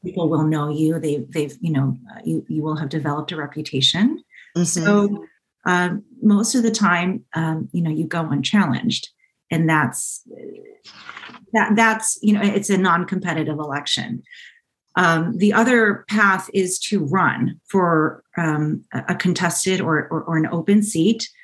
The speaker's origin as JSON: {"language": "English", "area": "Orange County", "region": "California", "country": "United States", "tie": "born or raised there", "also_born_or_lived": "San Diego / Syracuse, New York / Washington, District of Columbia, United States", "said": "I grew up here in Orange County, um, in South County"}